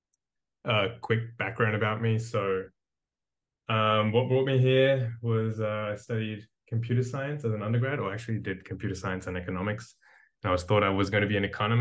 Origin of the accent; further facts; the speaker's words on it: Australia; moved away as an adult; also born or lived in India; now in Berlin, Germany; I was born in India, but I grew up in Australia, and I've been in Berlin for the last 4 years